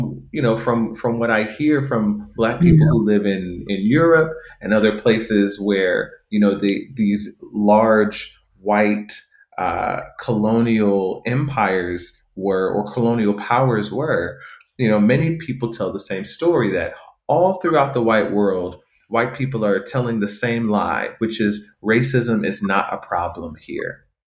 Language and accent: English; United States; growing up in the United States.